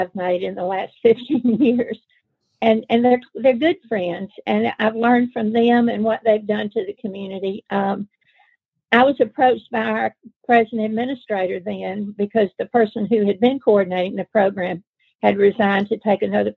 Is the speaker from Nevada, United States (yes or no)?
no; Memphis, Tennessee, United States; also born or lived in Mississippi / Nashville, Tennessee; now in Rome, United States; I'm from Memphis originally